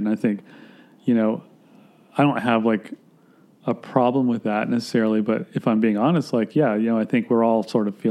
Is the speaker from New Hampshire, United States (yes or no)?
no; Gainesville, Florida, United States; also born or lived in Atlanta, Georgia; I was born in Atlanta, Georgia, but I grew up in Florida